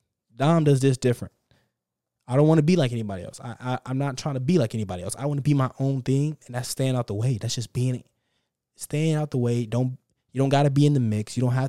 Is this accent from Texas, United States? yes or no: yes; Texas, United States; And now I'm from Texas. We drive fast here.